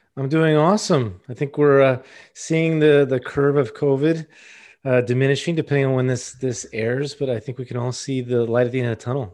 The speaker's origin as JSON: {"language": "English", "town": "Miami", "region": "Florida", "country": "United States", "tie": "born or raised there", "said": "From Miami, born at Mercy Hospital"}